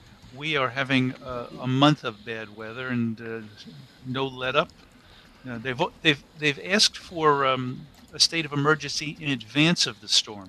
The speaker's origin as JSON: {"language": "English", "region": "New York", "country": "United States", "tie": "born or raised there", "said": "I grew up in New York, so I was body surfing off the coast of Long Island."}